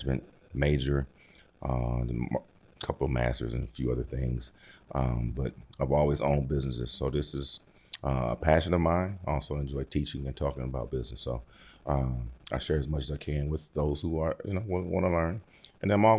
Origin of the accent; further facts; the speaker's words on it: Detroit, Michigan, United States; my hometown, Detroit